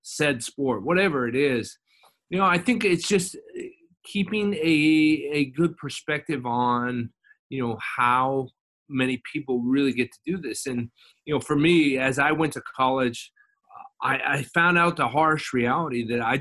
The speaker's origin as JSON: {"language": "English", "town": "Las Vegas", "region": "Nevada", "country": "United States", "tie": "born or raised there", "moved": "as an adult", "said": "I lived in Las Vegas, I grew up in Las Vegas, and I went home for the summer."}